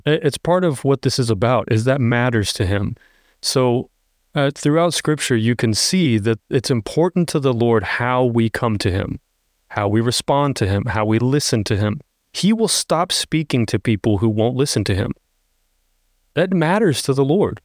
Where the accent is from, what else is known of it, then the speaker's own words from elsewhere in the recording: United States; we're so American.